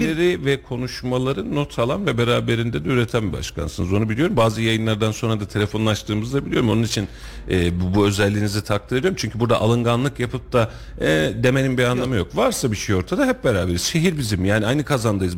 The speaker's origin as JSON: {"language": "Turkish", "area": "Kuşçu", "region": "Kayseri Province", "country": "Turkey", "said": "Kuşçu benim köyüm"}